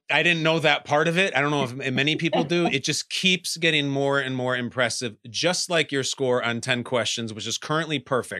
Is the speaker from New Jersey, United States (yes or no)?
no; Westchester, New York, United States; I come from Westchester. So I have a fair amount of time.